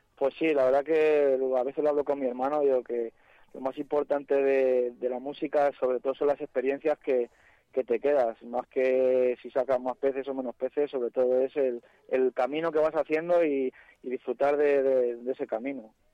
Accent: Madrid, Community of Madrid, Spain; somos de Carabanchel, nos hemos criado enfrente de una cárcel

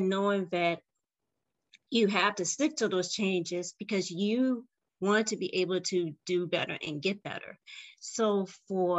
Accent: Richmond, Virginia, United States; I am from Richmond, Virginia.

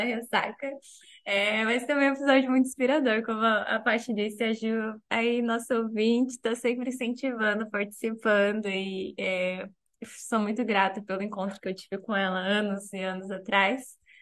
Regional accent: Paraná, Brazil; o estado onde eu nasci

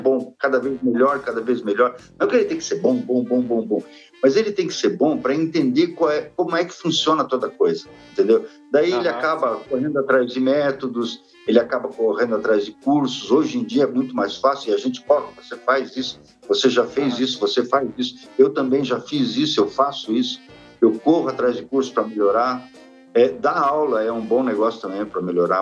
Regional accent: Brazil; nunca saí aqui do Brasil

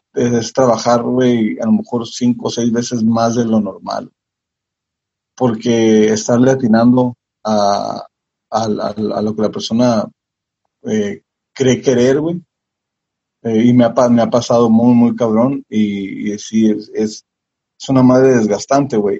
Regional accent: Tijuana, Baja California, Mexico; pues de Tijuana, México

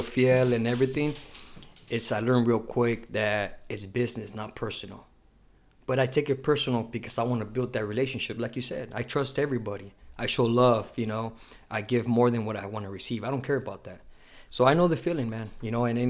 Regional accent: Imperial Beach, California, United States; also born or lived in Chula Vista, California; I was born here in Chula Vista, raised in Imperial Beach

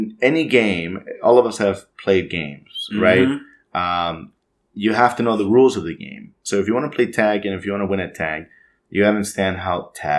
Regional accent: Mexico; now in United States; we're both from Mexico.

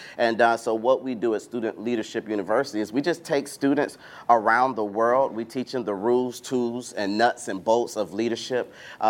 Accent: Atlanta, Georgia, United States; we're from Atlanta where, you know, we shut down our schools when it's going to be too cold or we have snow flurries and all that stuff.

